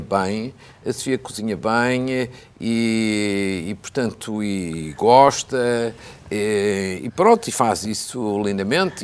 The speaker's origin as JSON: {"language": "Portuguese", "area": "the North", "region": "Northern Portugal", "country": "Portugal", "tie": "born or raised there", "also_born_or_lived": "Coimbra", "moved": "yes", "said": "Quando eu era miúdo, ainda vivendo no Norte"}